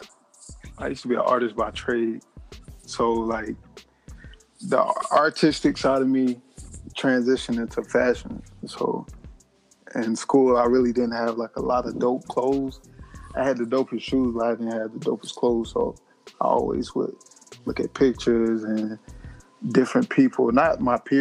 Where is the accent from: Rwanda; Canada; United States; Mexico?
United States; South Carolina; I grew up in South Carolina.